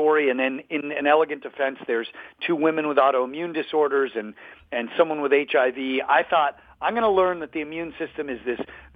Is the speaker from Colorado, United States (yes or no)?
yes; Colorado, United States; I grew up in Colorado